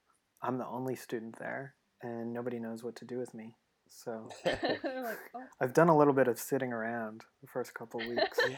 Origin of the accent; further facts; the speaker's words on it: Edmonton, Alberta, Canada; I'm from Edmonton, in case you don't know.